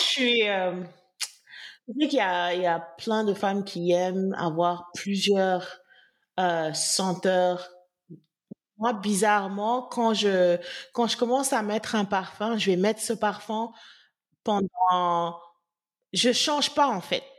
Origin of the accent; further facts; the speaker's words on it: Senegal; en tant que Sénégalaise